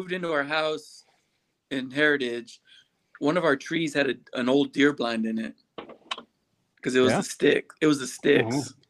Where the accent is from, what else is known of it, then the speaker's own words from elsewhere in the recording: Marbach, Texas, United States; I'm growing up on Marbach